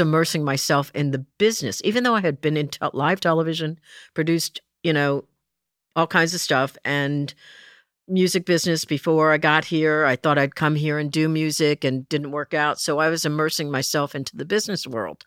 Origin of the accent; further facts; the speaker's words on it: New Jersey, United States; moved away; I was raised in Jersey